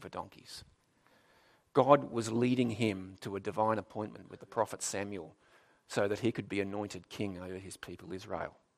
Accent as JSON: {"language": "English", "town": "Darwin", "region": "Northern Territory", "country": "Australia", "tie": "born or raised there", "also_born_or_lived": "South Australia", "moved": "yes", "said": "I was born in Darwin, actually, so it was kind of back home to me"}